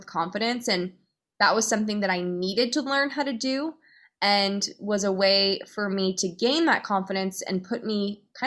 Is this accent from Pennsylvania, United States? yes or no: yes; Pennsylvania outside of Philadelphia, United States; I grew up in Pennsylvania outside of Philadelphia